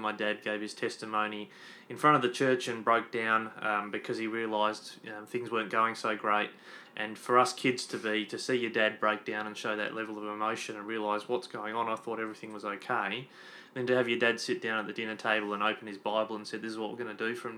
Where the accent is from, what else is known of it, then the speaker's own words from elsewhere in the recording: Berri, South Australia, Australia; moved away; also born or lived in Adelaide; I grew up in the Riverland of South Australia on the River Murray in a town called Berry.